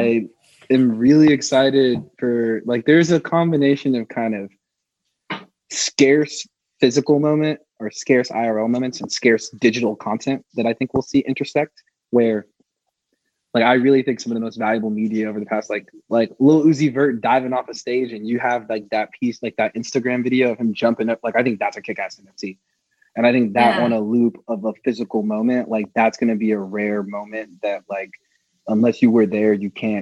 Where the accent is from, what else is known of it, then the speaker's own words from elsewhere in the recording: Atlanta, Georgia, United States; I'm from Atlanta